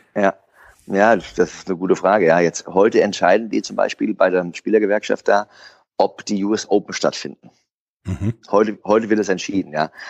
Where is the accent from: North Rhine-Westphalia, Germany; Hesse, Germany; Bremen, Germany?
Hesse, Germany; Frankfurt am Main; ich bin am Stadion aufgewachsen mit meinem Opa noch mit der alten Herren, die immer trainiert haben